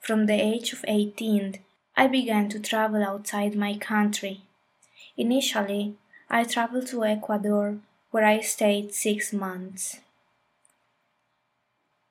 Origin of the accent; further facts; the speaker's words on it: Colombia; I grew up in Colombia in a family with a mind a little close to new ideas or paradigms